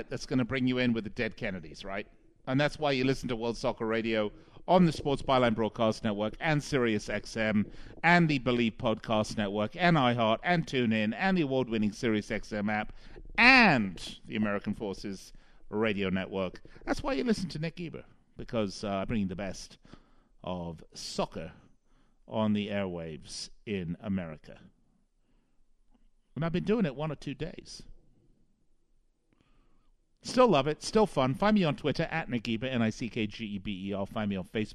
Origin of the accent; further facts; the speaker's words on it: London, United Kingdom; moved away; I'm English, obviously, originally from London.